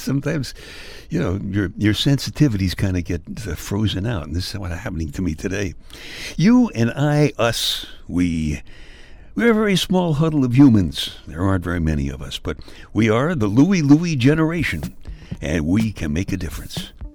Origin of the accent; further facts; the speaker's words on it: New York City, New York, United States; I was born in February in the uh, Iceland section of Brooklyn